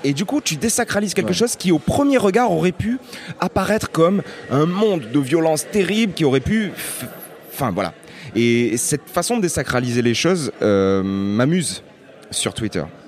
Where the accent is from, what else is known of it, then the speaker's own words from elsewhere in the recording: Lunel, Occitania, France; je viens euh, d'une petite ville qui s'appelle Lunel